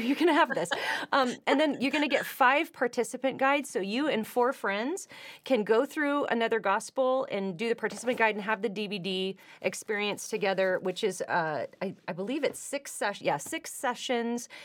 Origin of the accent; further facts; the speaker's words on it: California, United States; moved away as an adult; now in Nashville, United States; I come from California